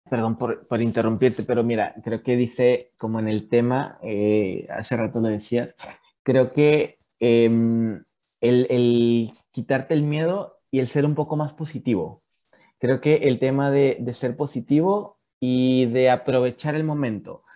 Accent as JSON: {"language": "Spanish", "country": "Mexico", "moved": "as an adult", "lives_now": "Chile", "said": "desde que salí de, de México, como bien lo decía Leslie, yo tengo tres años viviendo en Chile"}